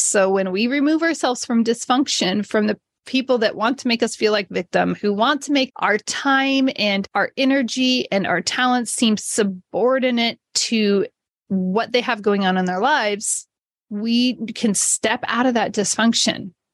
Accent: Modesto, California, United States; my hometown of Modesto, California

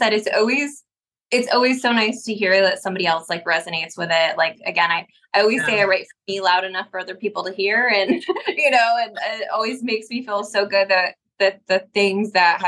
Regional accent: upstate New York, United States; now in the South, United States; I'm from New York

